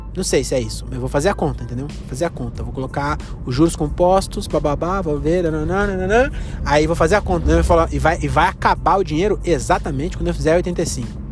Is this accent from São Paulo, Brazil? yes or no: yes; Francisco Morato, São Paulo, Brazil; eu sou de Morato